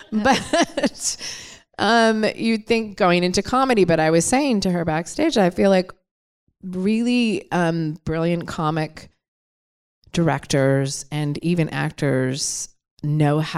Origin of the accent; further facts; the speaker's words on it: Detroit, Michigan, United States; I'm from Detroit.